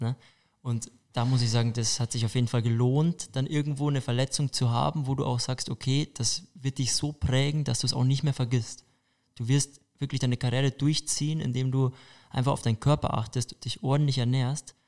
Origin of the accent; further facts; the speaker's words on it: Buchbach, Bavaria, Germany; also born or lived in Altötting / Hamburg; now in Munich, Germany; geboren bin ich in Altötting, aufgewachsen bin ich im Mühldorf am Inn, da in der Richtung, ich weiß nicht, viele würden vielleicht TSV Buchbach kennen, das ist so mein Heimatort